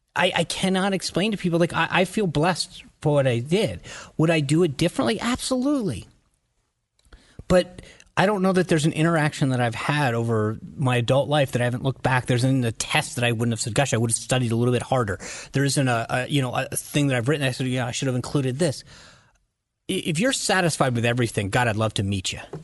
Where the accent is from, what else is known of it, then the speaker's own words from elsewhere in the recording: Rhode Island, United States; moved away as an adult; also born or lived in Washington, D.C.; I grew up in Rhode Island in a family that voted